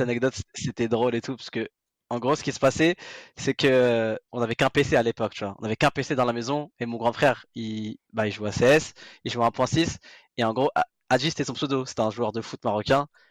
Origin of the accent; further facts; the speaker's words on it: France; on est français